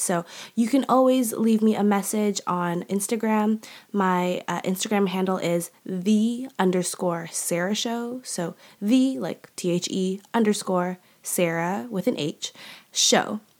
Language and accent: English; Canada; also born or lived in Malaysia; I'm Canadian. That's a huge part of my identity. Um, but also a huge part of my heart is also Malaysia.